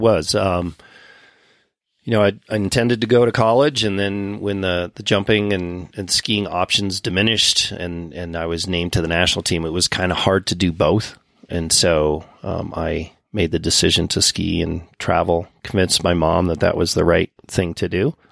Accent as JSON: {"language": "English", "town": "Winter Park", "region": "Colorado", "country": "United States", "tie": "born or raised there", "said": "when I was a youngster growing up in Winter Park"}